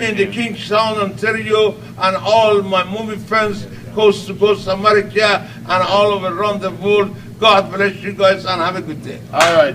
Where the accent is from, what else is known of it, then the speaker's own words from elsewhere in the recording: Iran; moved away as an adult; also born or lived in Minnesota; I was born in Iran